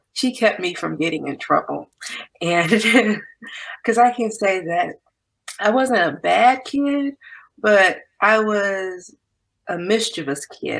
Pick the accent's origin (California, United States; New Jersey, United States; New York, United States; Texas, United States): California, United States; Compton; also born or lived in Nashville, Tennessee / Santa Barbara, California / Ventura County, California; I'm originally from Compton, California.